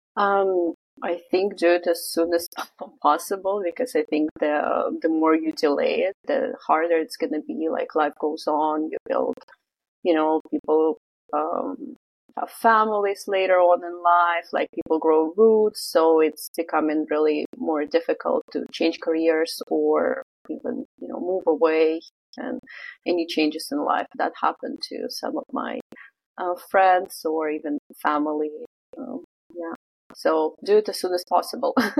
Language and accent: English; Vladivostok, Primorsky Krai, Russia; moved away as an adult; also born or lived in Canada; now in Vancouver, Canada; I'm originally from Russia. I'm um, from a city called Vladivostok or Vladivostok in Russian. So it's Russian Far East.